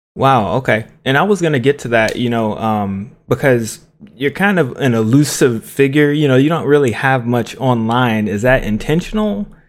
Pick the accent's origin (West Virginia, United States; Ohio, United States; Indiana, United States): Ohio, United States; Cincinnati; I'm from Cincinnati, I'm from the city